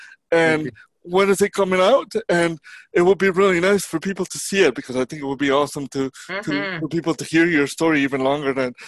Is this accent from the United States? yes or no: no; Mexico; moved away; I came from, as you know from my previous podcast, I came from Mexico.